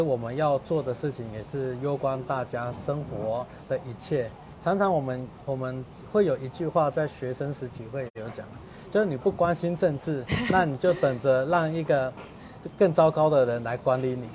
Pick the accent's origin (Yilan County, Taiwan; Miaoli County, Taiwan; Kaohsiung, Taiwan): Miaoli County, Taiwan; moved away as an adult; also born or lived in Jakarta; 我们的初衷就是为我们家乡做建设